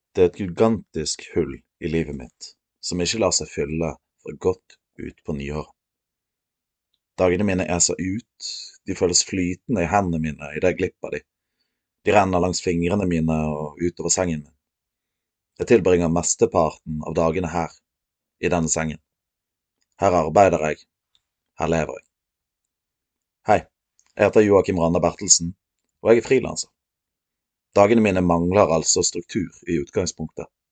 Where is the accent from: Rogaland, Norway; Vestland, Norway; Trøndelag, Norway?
Vestland, Norway; Os; jeg er fra Os